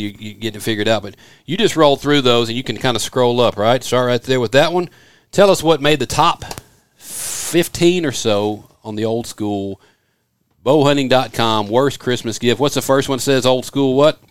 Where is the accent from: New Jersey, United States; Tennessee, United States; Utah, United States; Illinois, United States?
Tennessee, United States; Memphis; moved away; growing up outside of Memphis, Tennessee